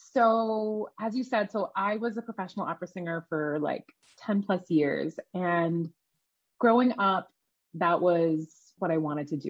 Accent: Canada; also born or lived in Iran; I grew up in Canada. My family immigrated there from Iran when I was really young.

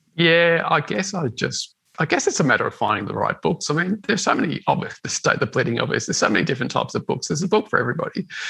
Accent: Melbourne, Victoria, Australia; I grew up in the western suburbs of Melbourne

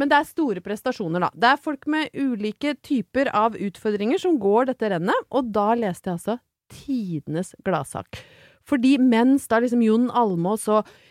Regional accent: Brøttum, Innlandet, Norway; moved away; var jeg hjemme på Brøttum

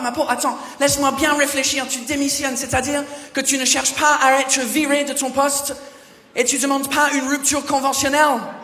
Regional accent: England, United Kingdom; French is a second language; moved away as an adult; now in France; Je viens pas d'ici, je viens de l'Angleterre

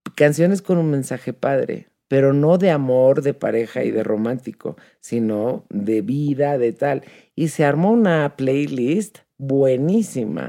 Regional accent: Mexico; nosotros como mexicanos

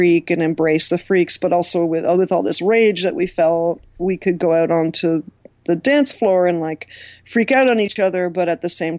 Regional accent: Toronto, Ontario, Canada; I grew up in Scarborough

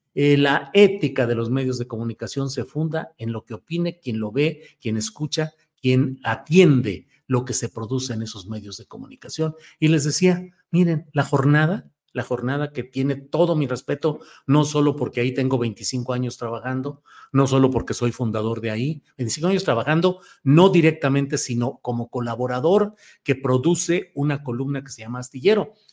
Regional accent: La Laguna, Mexico; Ahí somos paisanos, somos laguneros

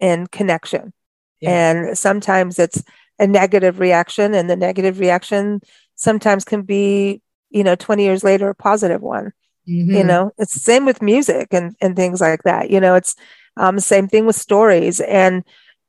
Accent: South Africa; moved away; I grew up in South Africa

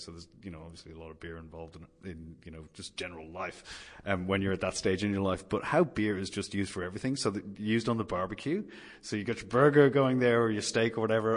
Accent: Ireland; now in Sydney, Australia; my home country, Ireland

